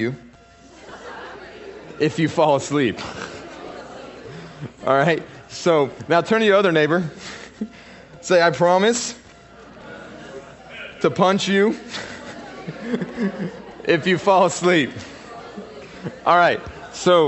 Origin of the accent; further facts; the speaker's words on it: Fort Worth, Texas, United States; I was born in Fort Worth. I was born in the DFW. I would call my area semi-hood